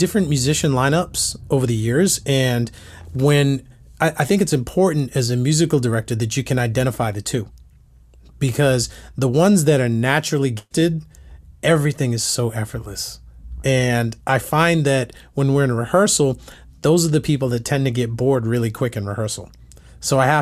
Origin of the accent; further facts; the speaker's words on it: Massachusetts, United States; now in Nashville, United States; I'm from Massachusetts